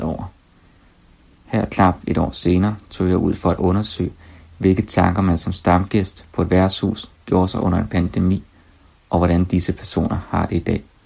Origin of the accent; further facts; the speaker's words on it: Skive, Central Denmark Region, Denmark; moved away; min hjemby, Skive